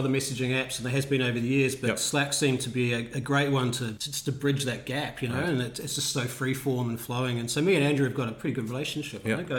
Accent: New Zealand; moved away as an adult; also born or lived in Netherlands; now in Australia; I grew up in New Zealand.

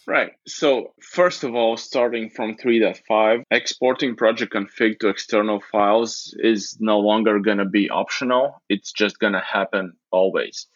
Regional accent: Latvia; I'm from Latvia.

